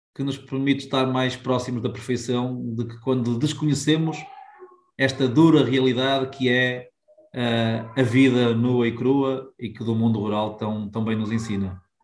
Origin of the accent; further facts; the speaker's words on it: Poiares, Norte, Portugal; also born or lived in Porto / Lisbon; a minha aldeia, Poiares